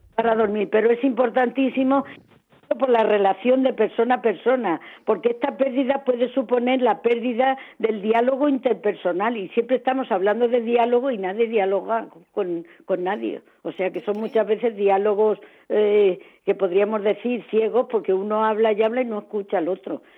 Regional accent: Jumilla, Region of Murcia, Spain; moved away as an adult; now in Valencia, Spain; me encanta escuchar algo que sea de mi tierra

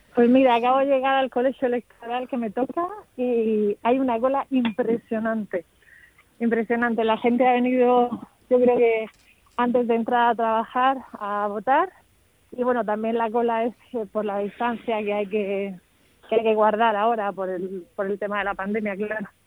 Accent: Region of Murcia, Spain; now in Madrid, Spain; los murcianos que recibimos

